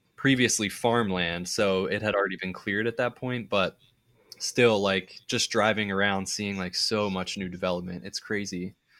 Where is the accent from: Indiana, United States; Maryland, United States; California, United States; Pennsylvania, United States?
Pennsylvania, United States; suburbs of Philadelphia; my hometown in the suburbs